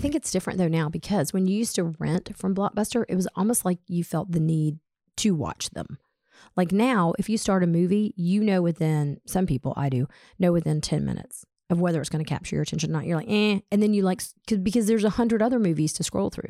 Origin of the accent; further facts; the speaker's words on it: Atlanta, Georgia, United States; we grew up in Atlanta